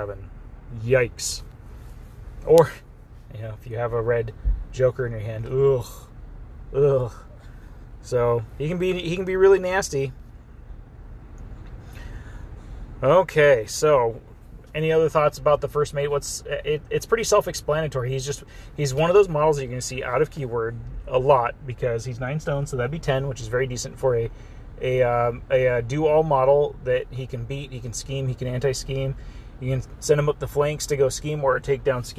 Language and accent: English; Southern California, United States; I'm from Southern California, where you see a lot of luchador stuff